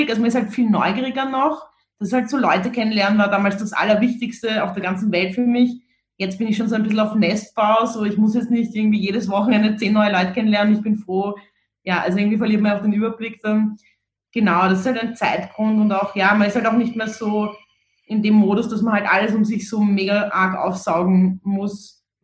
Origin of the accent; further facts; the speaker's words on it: Vienna, Austria; weil das auch so ein recht unverblümter, unbeschönigender Humor war, mit dem man irgendwie so aufgewachsen ist in Wien